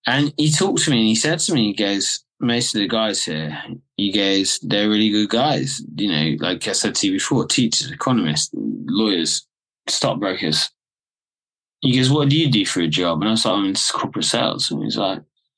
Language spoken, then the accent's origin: English; England, United Kingdom; I'm an English guy. So I'm fluent in Italian